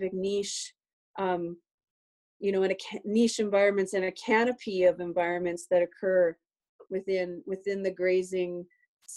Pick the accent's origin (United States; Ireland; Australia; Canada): Canada; we're Canadian